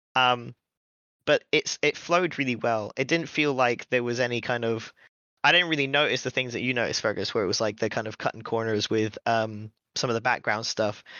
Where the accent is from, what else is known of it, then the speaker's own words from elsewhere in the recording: United Kingdom; we're British